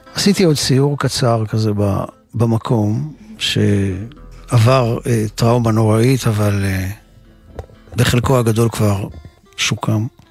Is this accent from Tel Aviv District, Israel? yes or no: yes; Ramat Gan, Tel Aviv District, Israel; also born or lived in Jerusalem; גם אני נולדתי בירושלים, ואחר כך המשפחה עברו, עברה לגור ברמת גן